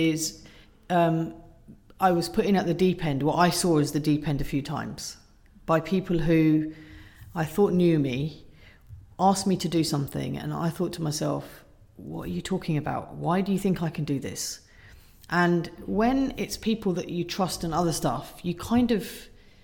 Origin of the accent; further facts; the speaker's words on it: Surrey, South East England, United Kingdom; I grew up in Surrey in a nice cul-de-sac